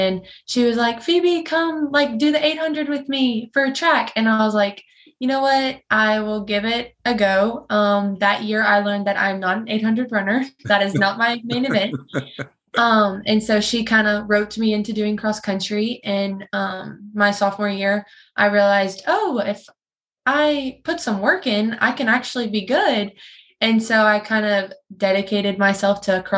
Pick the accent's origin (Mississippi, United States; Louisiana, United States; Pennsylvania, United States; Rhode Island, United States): Louisiana, United States; Prairieville; I'm from Prairieville, Louisiana. So a little bit like 20 to 30 minutes from Baton Rouge